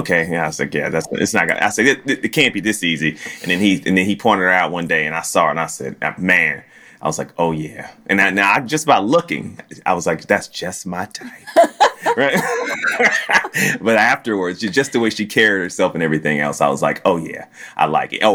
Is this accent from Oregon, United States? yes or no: no; Virginia, United States; now in Dallas, United States; I'm from Virginia where we're kind of like Chicago